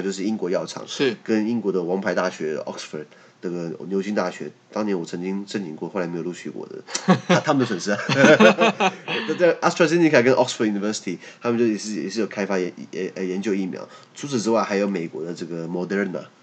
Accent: Taiwan; 我们在台湾

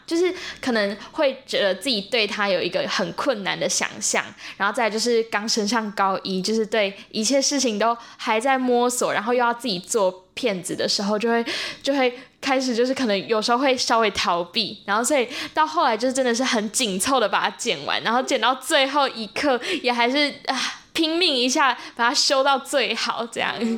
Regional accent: Zhushan, Nantou County, Taiwan; 我来自南投竹山， 然后我现在是高三

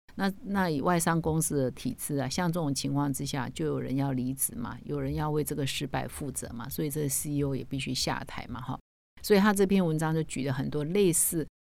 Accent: Taiwan; 我们台湾人可能不太熟悉

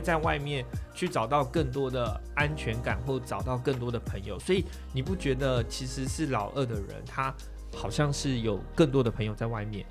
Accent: southern Taiwan, Taiwan; 我们又是在南部嘛

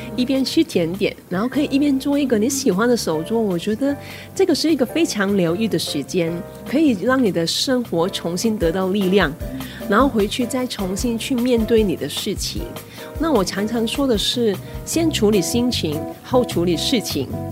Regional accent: Hong Kong; moved away as an adult; now in Taiwan; 那我不是台湾人，我是香港人，那我来台湾大概有九年、十年的时间

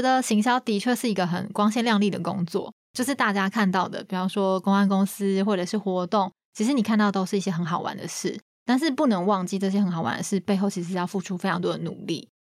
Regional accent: Taiwan; 台湾人还是会有，你讲英文一定会有口音

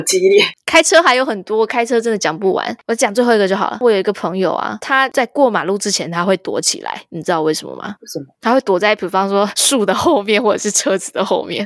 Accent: Taiwan; moved away as an adult; now in United States; 我身为一个台湾人，我懂这个心情

